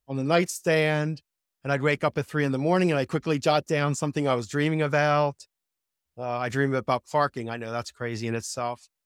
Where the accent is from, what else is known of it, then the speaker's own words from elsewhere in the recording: Philadelphia, Pennsylvania, United States; I grew up in Ph, Philadelphia